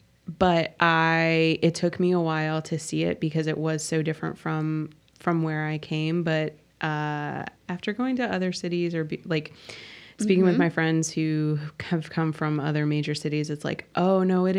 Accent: Midwest, United States; moved away as an adult; also born or lived in South Carolina / Georgia; now in Nashville, United States; I grew up in the Midwest and, like, people are also very friendly there.

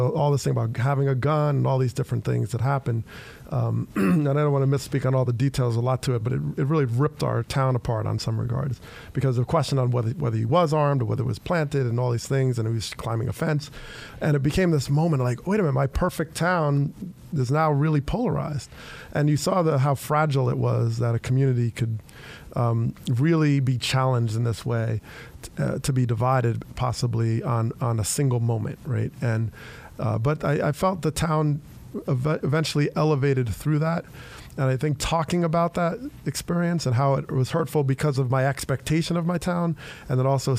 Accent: Teaneck, New Jersey, United States; I grew up in Teaneck, New Jersey, and it's about 6 miles right outside of New York.

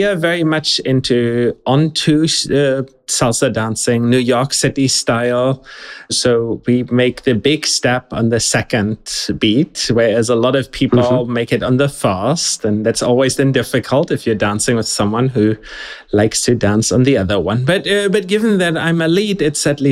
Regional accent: Germany; moved away as an adult; also born or lived in Zurich, Switzerland; I'm German originally. I just went to study in Switzerland later. I started studying in Germany in Heidelberg, and that's I grew up in Germany

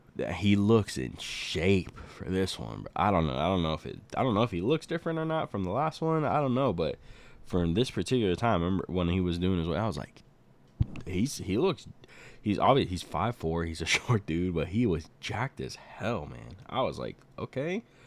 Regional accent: Arizona, United States; I'm from Arizona

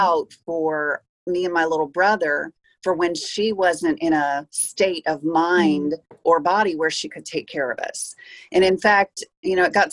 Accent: Peoria, Illinois, United States; I was born in Peoria

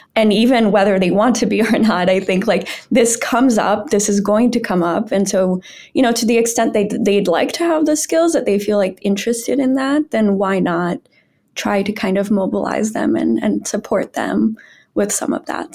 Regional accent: Brazil; moved away; I'm from Brazil

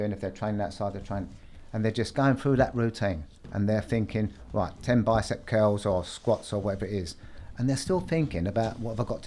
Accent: London, United Kingdom; I grew up in South London

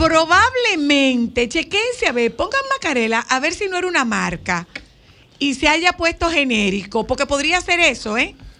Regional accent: Nagua, María Trinidad Sánchez, Dominican Republic; yo soy de Nagua, no de Bonao

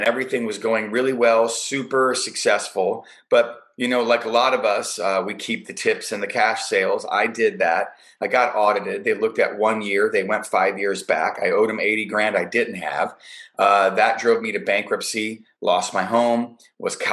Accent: Chicago, Illinois, United States; now in California, United States; I'm a Chicago guy. It's my hometown. Grew up there.

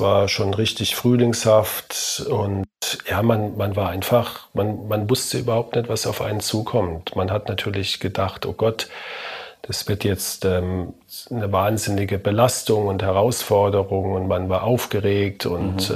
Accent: Heidelberg, Baden-Württemberg, Germany; meinen Studienplatz in meiner Heimatstadt bekommen, in Heidelberg

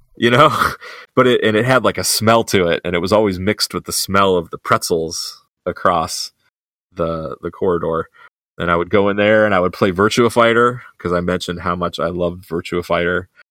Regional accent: Columbus, Ohio, United States; my hometown of Columbus.

